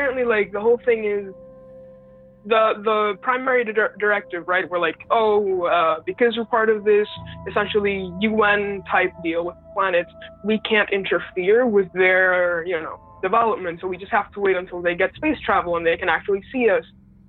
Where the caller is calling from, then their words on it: Puerto Rico; Puerto Rico.